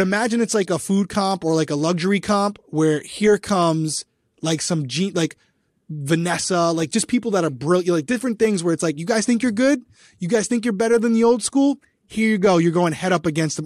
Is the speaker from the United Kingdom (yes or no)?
no; Rhode Island, United States; accent: Rhode Island; my Rhode Island accent